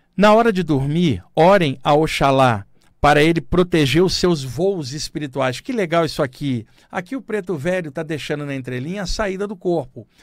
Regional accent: Baixada Fluminense, Rio de Janeiro, Brazil; ter crescido na Baixada Fluminense do Rio de Janeiro

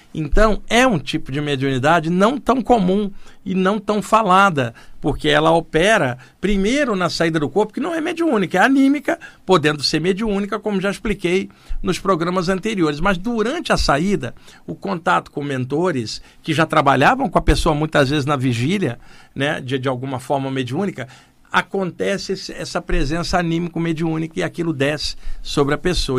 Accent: Rio de Janeiro, Brazil; moved away as an adult; now in São Paulo, Brazil; nos anos que eu cresci e morei no Rio de Janeiro

